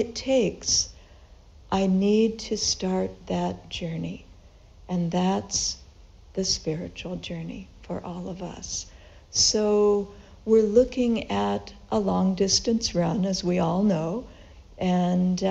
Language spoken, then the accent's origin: English; Los Angeles, California, United States; moved away; I grew up in Southern California in Los Angeles, and we went to the beach quite often on the weekends